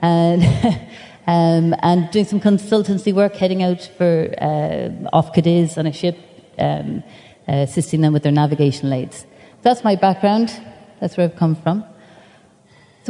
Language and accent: English; Shannon, Munster, Ireland; I grew up in Shannon in County Clare, basically end of the runway.